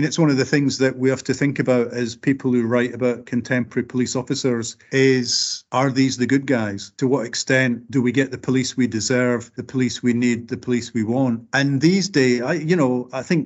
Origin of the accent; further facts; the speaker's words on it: Scotland, United Kingdom; speaking as a working class Scot